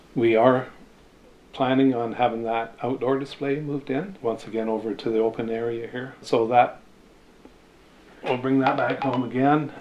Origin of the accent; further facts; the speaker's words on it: Texada Island, British Columbia, Canada; I grew up here on Texada and I went to school on the island